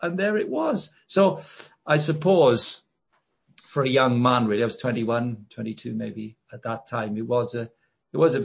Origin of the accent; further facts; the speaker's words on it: Llanelli, Wales, United Kingdom; I'm Welsh and I grew up in a town called Llanelli